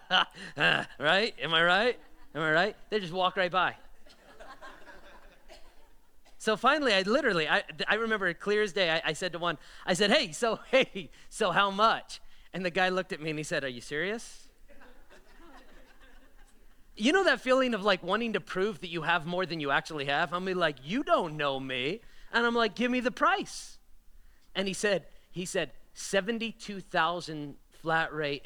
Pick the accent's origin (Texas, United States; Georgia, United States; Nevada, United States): Nevada, United States; Las Vegas; also born or lived in Florida; I was born and raised in Vegas, but I moved to Florida for college, came back here